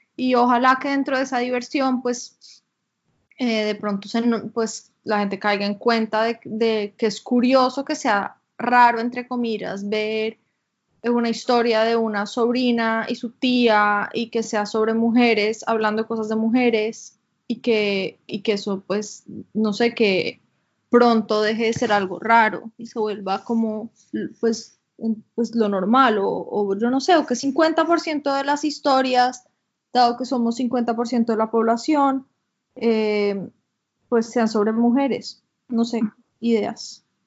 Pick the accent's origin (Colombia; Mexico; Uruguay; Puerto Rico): Colombia; moved away; also born or lived in United States; yo vivía en Colombia yo no era latina, yo me identificaba pues como colombiana